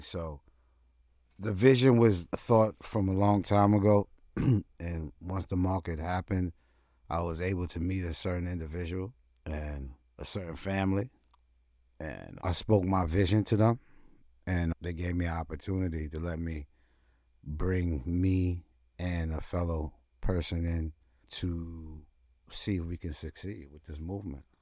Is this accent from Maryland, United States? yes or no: no; New York City, New York, United States; moved away; also born or lived in Vermont / Willits, California; growing up in Brooklyn, you know, the age that I am